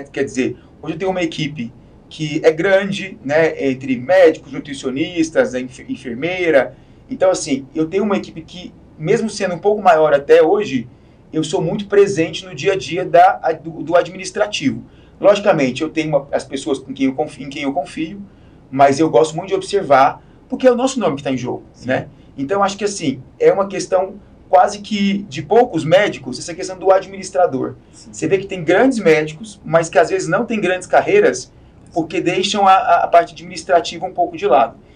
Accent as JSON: {"language": "Portuguese", "region": "Goiás", "country": "Brazil", "moved": "yes", "lives_now": "São Paulo, Brazil", "said": "eu sou de Goiás"}